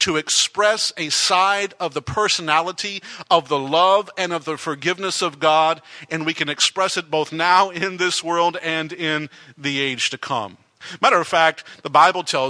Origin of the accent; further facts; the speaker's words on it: Texas, United States; moved away; growing up in Texas for the first many years of my life